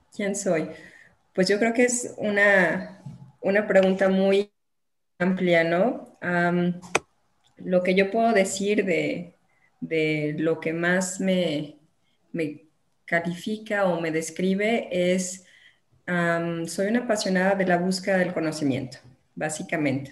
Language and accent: Spanish; Guadalajara, Jalisco, Mexico; also born or lived in La Barca, Jalisco; Soy de aquí de Guadalajara, llegué ahí por azares del destino